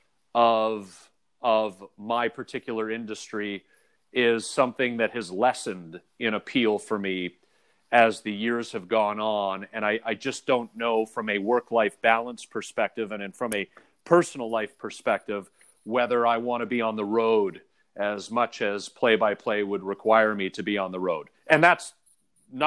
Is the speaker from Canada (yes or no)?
yes; Oakville, Ontario, Canada; growing up in Toronto, or in Oakville in the greater Toronto area, GTA